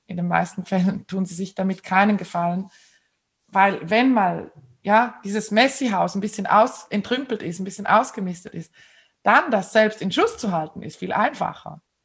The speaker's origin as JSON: {"language": "German", "country": "Switzerland", "said": "bei uns in der Schweiz"}